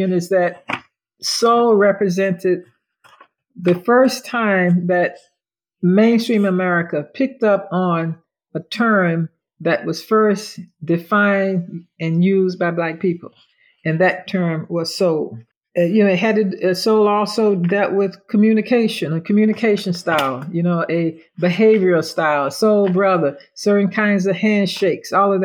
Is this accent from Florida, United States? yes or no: yes; Orlando, Florida, United States; I grew up in Orlando